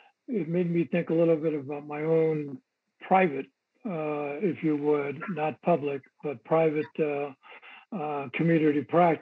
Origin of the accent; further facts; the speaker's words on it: San Jose, California, United States; And I happen to be born and raised in San Jose.